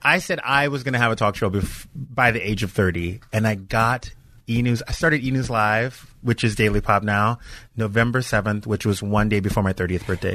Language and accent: English; Louisiana, United States; moved away as an adult; now in Los Angeles, United States; I was from I'm from Louisiana